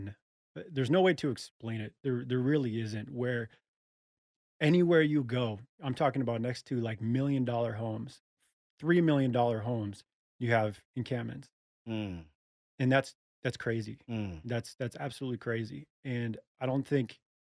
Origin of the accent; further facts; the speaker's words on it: Los Angeles, California, United States; moved away as an adult; now in Texas, United States; I'm originally from Los Angeles